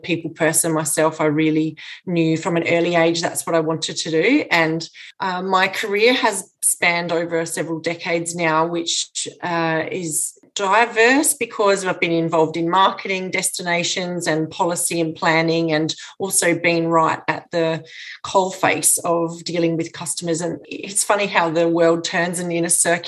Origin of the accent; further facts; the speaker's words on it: Mannum, South Australia, Australia; I'm from Mannum